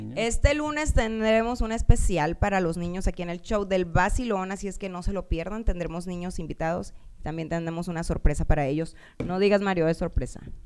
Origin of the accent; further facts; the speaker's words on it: Puerto Peñasco, Sonora, Mexico; somos de Peñasco las dos